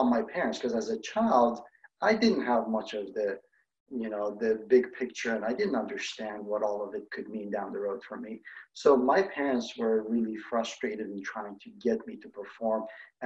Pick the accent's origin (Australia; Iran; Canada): Iran; moved away; I grew up in Iran